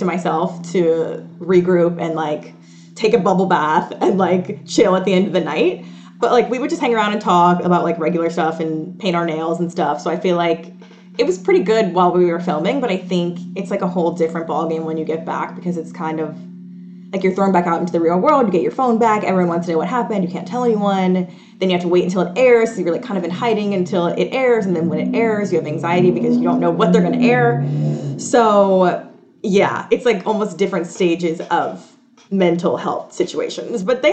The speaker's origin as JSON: {"language": "English", "town": "Atlanta", "region": "Georgia", "country": "United States", "moved": "yes", "lives_now": "New York, United States", "said": "obviously I live in New York and I'm from Atlanta"}